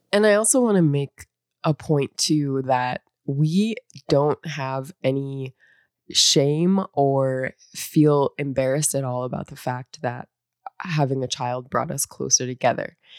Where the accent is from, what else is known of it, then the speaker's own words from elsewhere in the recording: North Dakota, United States; moved away as an adult; I grew up in North Dakota